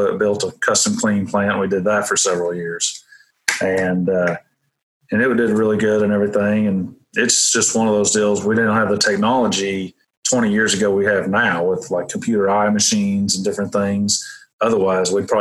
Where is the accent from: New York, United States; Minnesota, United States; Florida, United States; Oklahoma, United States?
Oklahoma, United States; Welch; also born or lived in Missouri; I grew up in Welch, which is a little town about maybe 30 miles from here, 30 minutes